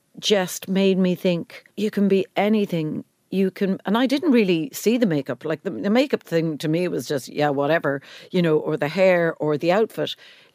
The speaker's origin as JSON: {"language": "English", "town": "Cork", "region": "Munster", "country": "Ireland", "said": "I mean, you wouldn't believe it because of how much I talk, but I'm from Cork."}